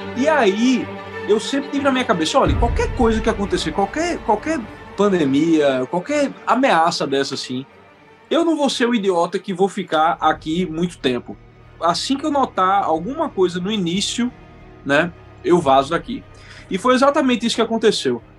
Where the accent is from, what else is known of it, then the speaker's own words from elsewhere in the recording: Recife, Pernambuco, Brazil; accent: recifense; moved away as an adult; also born or lived in Boston / Brooklyn, New York; now in United States; Eu sou natural de Recife, Pernambuco, e eu me mudei para cá em 2010.